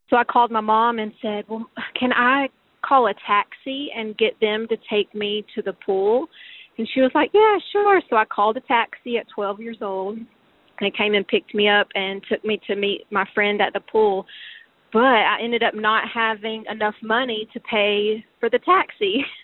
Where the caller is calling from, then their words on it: Dallas, Texas, United States; I was calling about the what we did as kids that would never fly today, and … from Dallas.